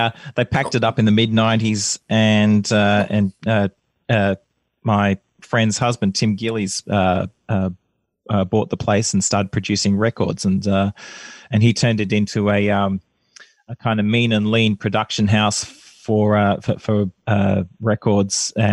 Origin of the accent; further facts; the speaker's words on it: Canberra, Australian Capital Territory, Australia; moved away as an adult; now in Melbourne, Australia; I grew up in Canberra. I moved down to Melbourne when I was 20 years old